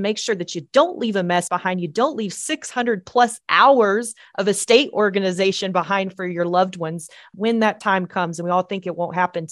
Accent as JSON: {"language": "English", "region": "Texas", "country": "United States", "said": "we're from Texas"}